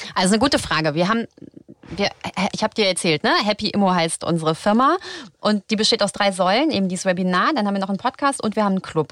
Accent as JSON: {"language": "German", "town": "Frankfurt", "region": "Hesse", "country": "Germany", "moved": "yes", "lives_now": "Berlin, Germany", "said": "ich komme aus Frankfurt"}